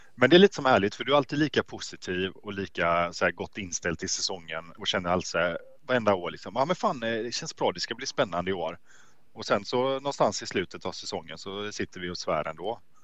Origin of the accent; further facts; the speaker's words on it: Gothenburg, Västra Götaland, Sweden; Jag är en riktig göteborgare.